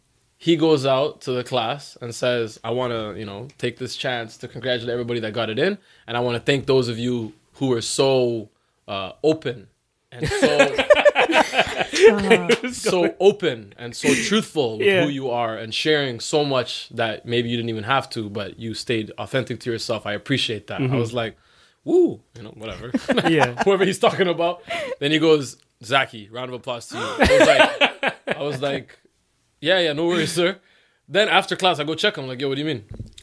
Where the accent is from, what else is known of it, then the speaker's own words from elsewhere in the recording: Eritrea; I'm Eritrean.